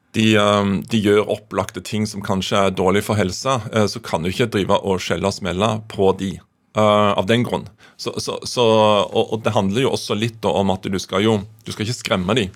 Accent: Kvassheim, Jæren, Rogaland, Norway; hjemme på Kvassheim på Jæren

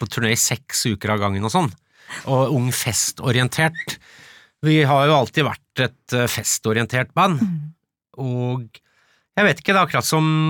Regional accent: Follo, Akershus, Norway; jeg vokste opp i Follo

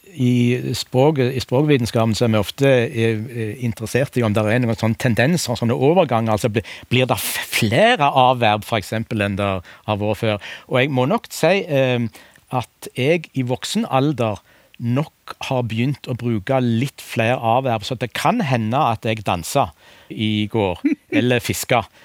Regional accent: Rogaland, Norway; accent: southwestern Norwegian; Jeg kommer fra Rogaland og har en sørvestnorsk dialekt

